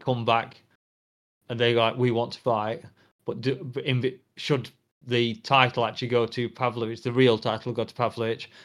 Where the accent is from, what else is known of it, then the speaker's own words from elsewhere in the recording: England, United Kingdom; I'm a Brit, I'm English